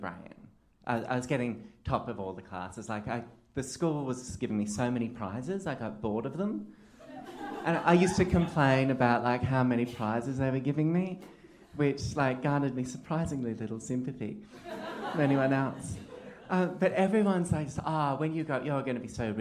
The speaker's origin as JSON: {"language": "English", "region": "Queensland", "country": "Australia", "tie": "born or raised there", "moved": "yes", "lives_now": "Melbourne, Australia", "said": "I grew up in a rural pocket of Queensland"}